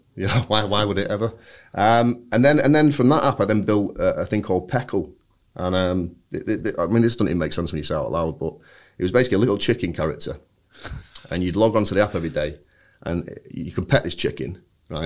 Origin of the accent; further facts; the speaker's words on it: Bury, North West England, United Kingdom; I'm from Bury